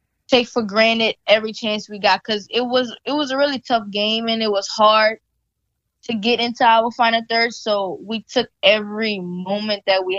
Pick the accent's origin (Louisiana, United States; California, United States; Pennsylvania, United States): Louisiana, United States; being that we're from Louisiana